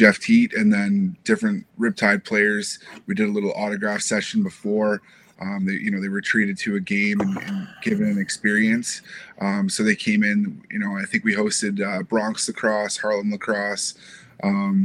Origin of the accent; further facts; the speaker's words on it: Canada; moved away as an adult; now in United States; as a Canadian